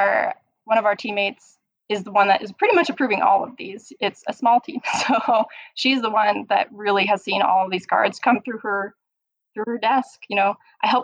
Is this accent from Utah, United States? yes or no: yes; Utah, United States; I'm born and raised in Utah.